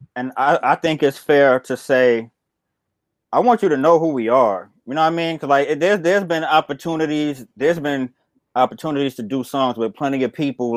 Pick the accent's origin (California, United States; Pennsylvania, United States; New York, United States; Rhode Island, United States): New York, United States; New York City; I'm from Bed Stuy